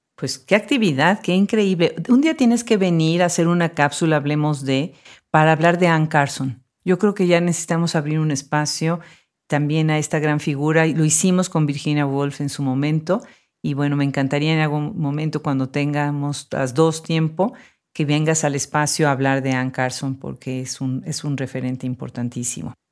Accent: Puebla, Mexico; now in Austin, United States; en Puebla, mi ciudad natal

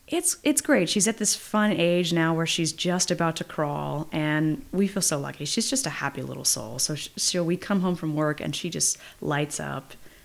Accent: Yountville, California, United States; I was born in Yountville and grew up there in the same house. So my parents moved in 6 weeks after I was born.

